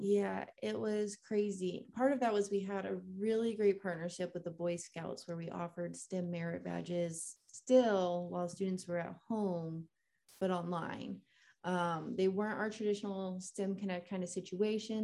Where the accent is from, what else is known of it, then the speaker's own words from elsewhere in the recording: Kissimmee, Florida, United States; I grew up in Florida, um, in Kissimmee